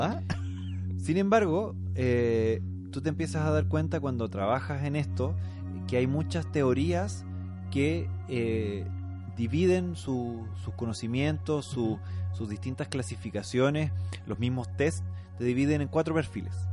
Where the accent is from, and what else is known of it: Atacama, Chile; born or raised there; moved away